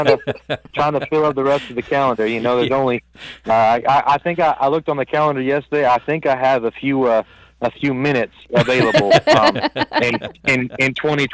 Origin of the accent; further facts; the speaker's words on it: California, United States; moved away as an adult; now in Tyler, Texas, United States; I forgot to mention that's where I'm from. I was born and raised in California. Haven't always lived in Texas. Born and raised in California. Graduated high school there.